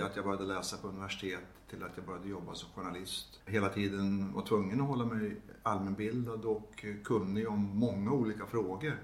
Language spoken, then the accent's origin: Swedish; Gävle, Gävleborg County, Sweden; det fanns i Gävle då där jag växte upp